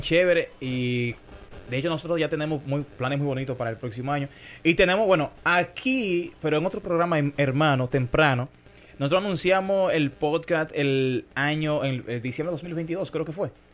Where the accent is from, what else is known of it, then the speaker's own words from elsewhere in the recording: Dominican Republic; ya me terminé de criar en Vallaguana, un barrio de Las Flores. Soy de Vallaguana, como digo, orgullosamente